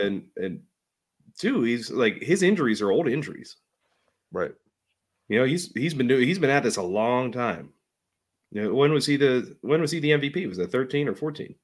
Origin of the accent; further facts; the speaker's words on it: Pittsburgh, Pennsylvania, United States; I was born above a steel mill